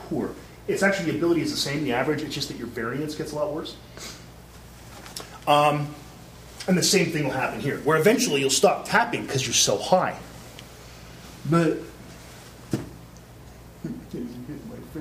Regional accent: Canada; I'm Canadian

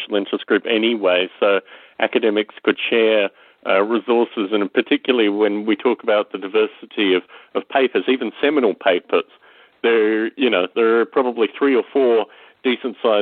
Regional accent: Australia; growing up in Australia, John McCormack was a real inspiration to me

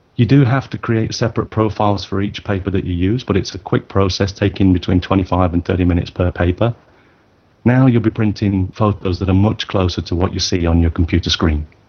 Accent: United Kingdom; now in Tokyo, Japan; I'm a British born photographer based in Tokyo

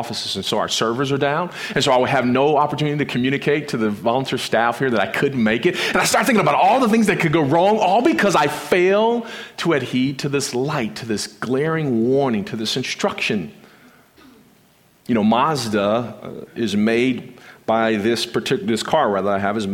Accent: Compton, California, United States; I grew up in South Central Los Angeles in the inner city of Compton, California

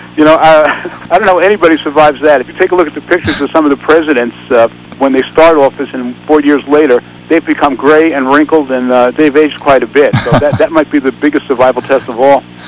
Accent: New York, United States; I grew up in New York in the Bronx in apartment houses

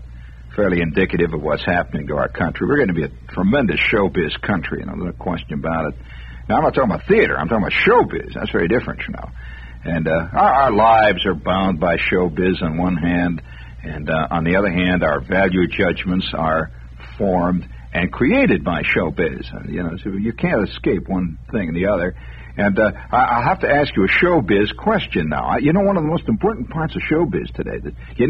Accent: United States; I'm an American

